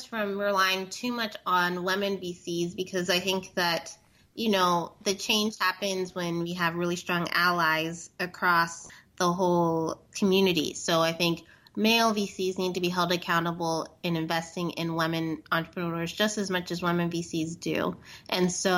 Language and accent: English; San Diego, California, United States; I am from San Diego